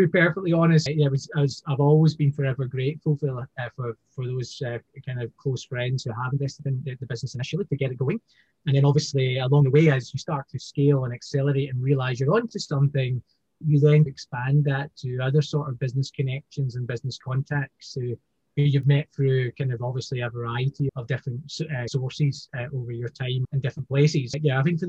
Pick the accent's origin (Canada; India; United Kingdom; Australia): United Kingdom; Scotland; now in Hong Kong; you'd hear my voice, I'm from Scotland, I'm living in Hong Kong